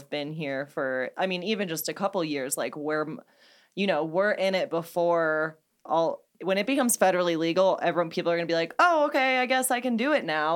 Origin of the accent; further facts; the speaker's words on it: St. Louis, Missouri, United States; I'm from Saint Louis, Anheuser-Busch